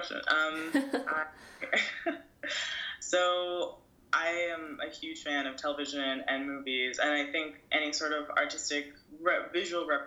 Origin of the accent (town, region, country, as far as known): New York City, New York, United States; born or raised there; moved away as an adult; also born or lived in Brooklyn, New York; now in Los Angeles, United States